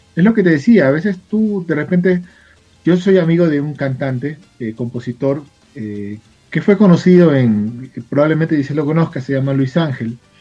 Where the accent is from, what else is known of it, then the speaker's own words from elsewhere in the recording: Guayaquil, Guayas, Ecuador; now in Quito, Ecuador; Yo soy guayaquileño, soy de la ciudad de Guayaquil, pero vivo en la capital.